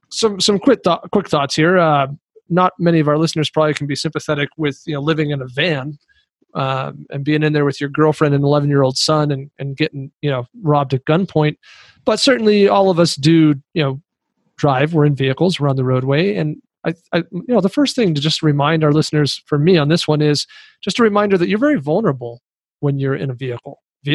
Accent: Kingston, Jamaica; I am from Kingston in Jamaica

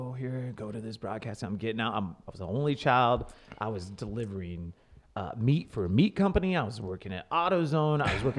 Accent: Wichita, Kansas, United States; moved away as an adult; also born or lived in Dallas, Texas / Austin, Texas / Virginia Beach, Virginia; now in St. Louis, United States; Now, I'm originally from Wichita, Kansas. This is my hometown

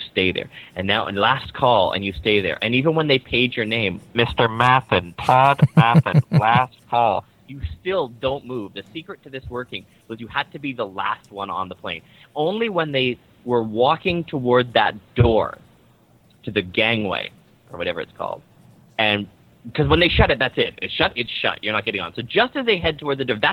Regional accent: Vancouver, British Columbia, Canada; I'm from Vancouver, Canada.

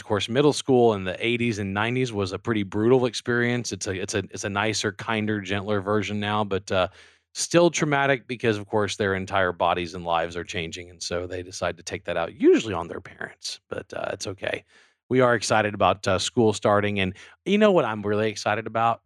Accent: Louisiana, United States; I'm from Louisiana

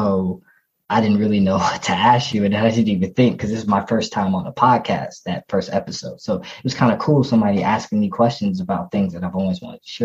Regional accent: North Carolina, United States; where I'm from, North Carolina

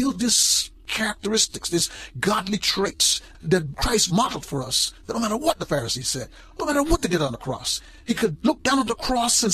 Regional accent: Guyana; moved away; when I was growing up in Guyana, South America

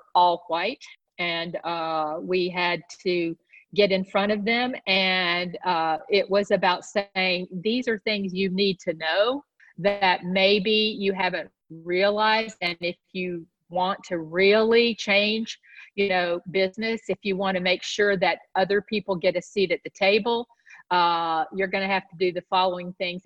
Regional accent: the South, United States; I grew up in the South

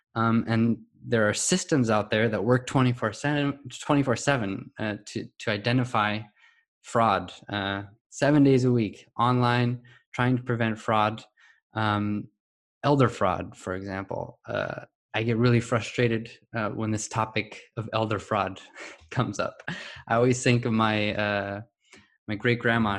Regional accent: California, United States; I was um, born and raised in California in the US.

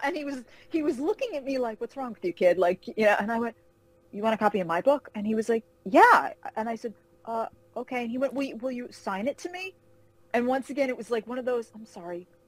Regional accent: Carmel, New York, United States; moved away as an adult; now in Charlotte, United States; I grew up uh, in Carmel, New York, a little town outside of Manhattan

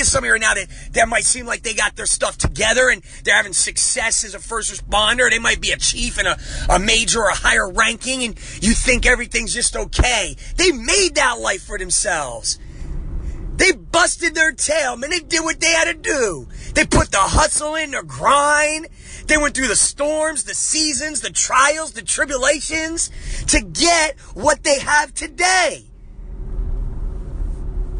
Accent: New Jersey, United States; I'm from Jersey. I grew up on the streets of Jersey.

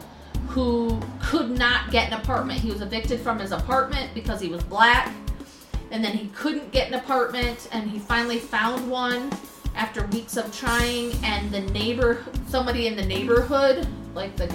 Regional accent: United States; moved away; also born or lived in Thailand; I was American

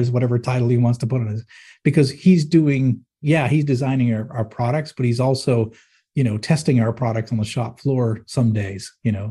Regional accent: Manchester, New Hampshire, United States; moved away; I grew up in Manchester, New Hampshire, and it was like, it's like a blue-collar town

